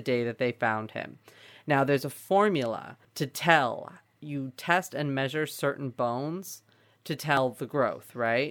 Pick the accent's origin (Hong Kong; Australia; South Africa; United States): United States; Central Valley, California; I grew up in the Central Valley